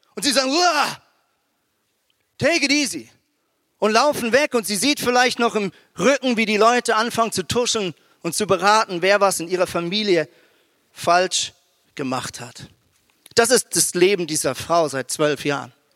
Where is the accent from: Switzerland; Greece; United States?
Switzerland; moved away as an adult; now in Germany; ich bin ja ein Schweizer mit, äh, mit, ähm, mit deutschen Wurzeln, aber habe jetzt halt 17 Jahre in der Schweiz gelebt